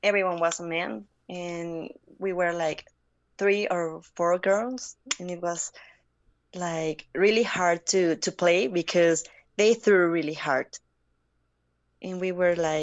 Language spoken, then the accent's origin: English; Mexico City, Mexico; English is a second language; I'm from Mexico, like in Mexico City. I live always here.